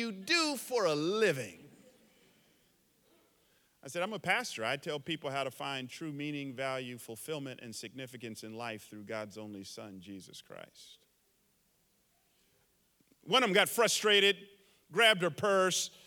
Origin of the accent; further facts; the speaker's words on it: the South, United States; now in San Jose, United States; I grew up in the South back in the 70s and 80s